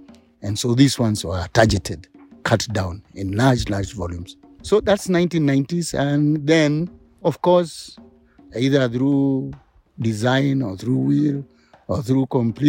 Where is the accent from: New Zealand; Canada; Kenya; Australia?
Kenya; I'm from Mbulbul. Mbulbul is a location around the Olaluo Forest.